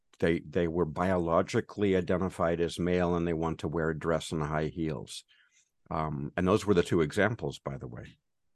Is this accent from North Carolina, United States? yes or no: no; California, United States; from California, where we have concerts, lots of concerts.